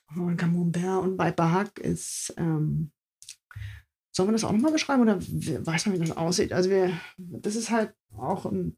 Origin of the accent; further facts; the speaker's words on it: East Germany, Germany; meine Kindheit in der DDR